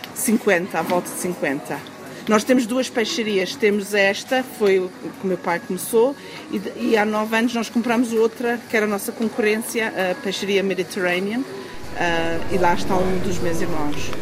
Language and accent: Portuguese; Johannesburg, Gauteng, South Africa; eu, e os meus irmãos já nascemos aqui